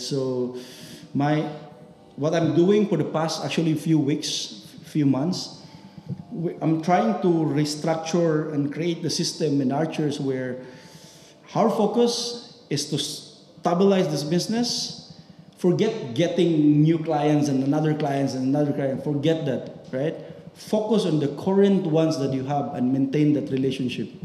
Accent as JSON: {"language": "English", "country": "Philippines", "moved": "yes", "lives_now": "United Arab Emirates", "said": "as a Filipino"}